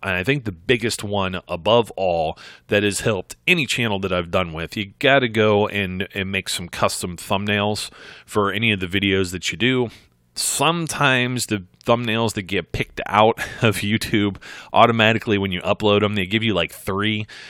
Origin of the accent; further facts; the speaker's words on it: Ohio, United States; I'm from Ohio, folks. We call it pop